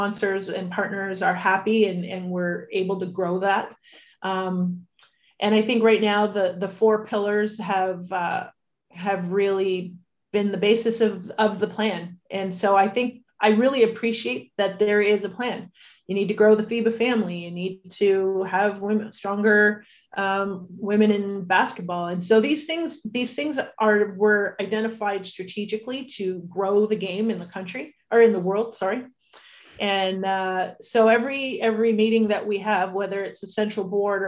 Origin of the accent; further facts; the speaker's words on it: Welland, Ontario, Canada; also born or lived in Toronto; my hometown